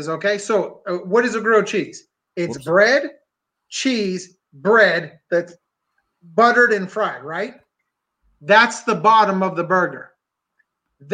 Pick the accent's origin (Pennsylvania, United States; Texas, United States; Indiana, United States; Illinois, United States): Pennsylvania, United States; I'm from Pennsylvania